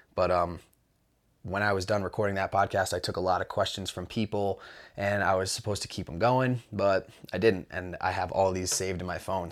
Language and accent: English; Mount Snow, Vermont, United States; I grew up in Mount Snow, or I grew up riding at Mount Snow